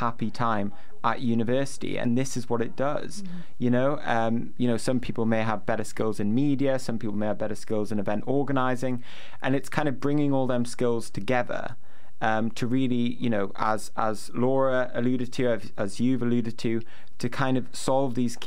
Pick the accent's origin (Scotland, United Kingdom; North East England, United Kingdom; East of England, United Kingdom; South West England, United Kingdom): North East England, United Kingdom; Newcastle upon Tyne; I say Bath because I'm from Newcastle